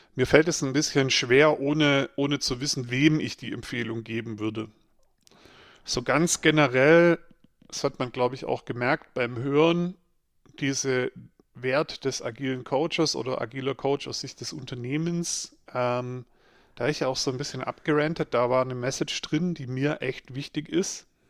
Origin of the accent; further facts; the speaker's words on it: Swabia, Baden-Württemberg, Germany; ich bin ja äh, im Schwabeländle aufgewachsen